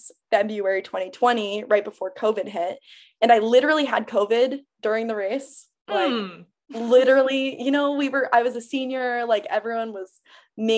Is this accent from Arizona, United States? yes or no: yes; Phoenix, Arizona, United States; also born or lived in Tucson, Arizona; I'm from Arizona. I'm from Phoenix. I went to school in Tucson